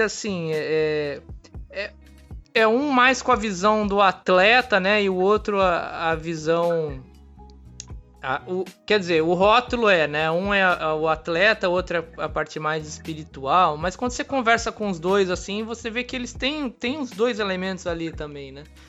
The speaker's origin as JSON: {"language": "Portuguese", "town": "Santos", "region": "São Paulo", "country": "Brazil", "said": "eu sou de Santos"}